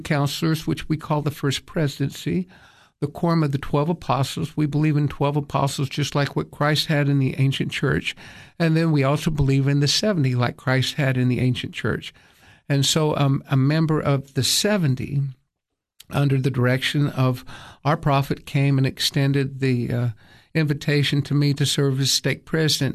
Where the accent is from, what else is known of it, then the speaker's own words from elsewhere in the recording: Johnson City, Tennessee, United States; also born or lived in Taiwan; now in Cookeville, United States; I grew up in Johnson City